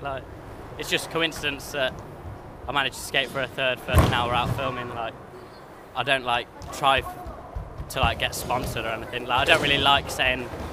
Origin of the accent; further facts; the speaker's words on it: Coventry, West Midlands, United Kingdom; I'm 19 and from Coventry. We're here in Bristol.